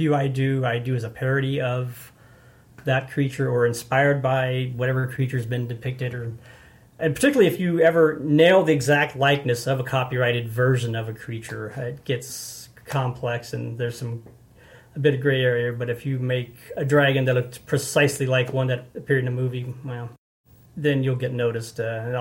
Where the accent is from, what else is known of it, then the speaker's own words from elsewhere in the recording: Alton, Illinois, United States; moved away; also born or lived in Farmington, Missouri; I was born in Alton, Illinois